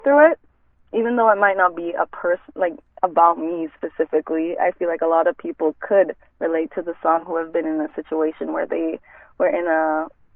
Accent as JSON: {"language": "English", "country": "Jamaica", "tie": "born or raised there", "also_born_or_lived": "United States", "moved": "yes", "lives_now": "Steinbach, Canada", "said": "I was raised in Jamaica, and my family is Jamaican."}